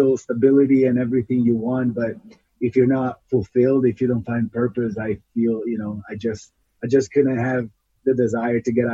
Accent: Italy; moved away as an adult; now in United States; I'm an Italian ultra runner. I was actually born and raised in Italy. And then in 2007, that's about when I was 24 years old, I decided to leave the country to move to the United States.

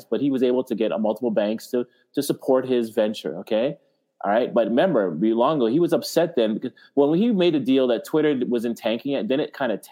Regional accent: Canada; I'm Canadian

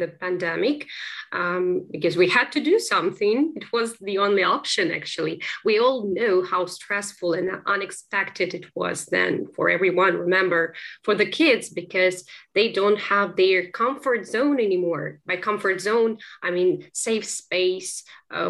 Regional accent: Kropyvnytskyi, Kirovohrad Oblast, Ukraine; English is a second language; moved away as an adult; also born or lived in Kyiv, Ukraine; now in London, United Kingdom; So, I'm from Kyiv, but my native town is Kropyvnytsky, which is in central Ukraine.

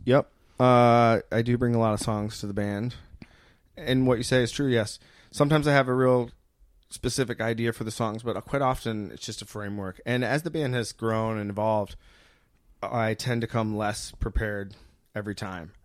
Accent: Muskegon, Michigan, United States; moved away as an adult; now in Colorado, United States; I grew up in Muskegon, Michigan. Uh, I lived there until I went to college, but I lived in Michigan un-, until five years ago when I moved to Colorado

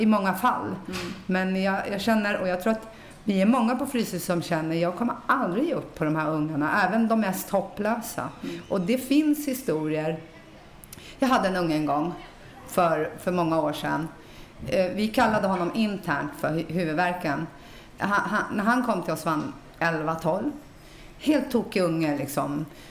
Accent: Stockholm, Stockholm County, Sweden; Jag är uppväxt i Rinkeby

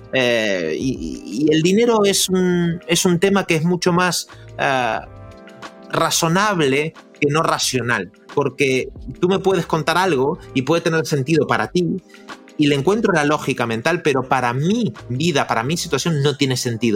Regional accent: Argentina; soy argentino

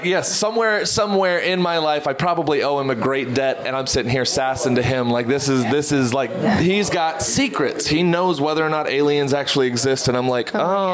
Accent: Texas, United States; So, but yeah, I'm from Texas and perform all over.

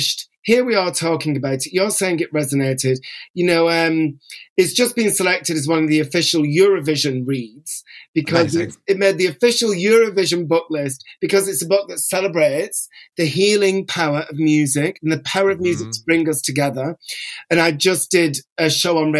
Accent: Bolton, North West England, United Kingdom; also born or lived in North London; now in London, United Kingdom; I will always be considered a Boltonian.

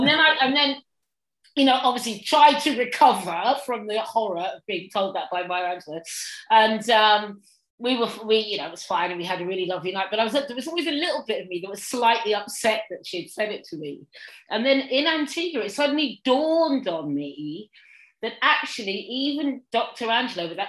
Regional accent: Suffolk, East of England, United Kingdom; now in London, United Kingdom; I grew up in Suffolk, and then I used to come down to London, and when I finally moved to London

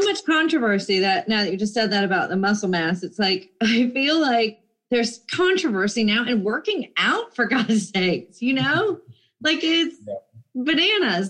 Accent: Jacksonville, Florida, United States; I'm from Jacksonville, Florida

